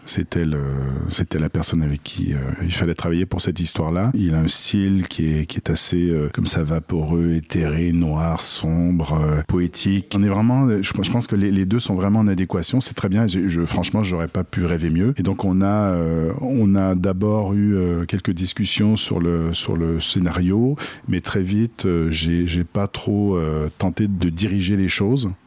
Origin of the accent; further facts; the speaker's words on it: Quebec, Canada; accent: Québécois; je suis, je suis québécois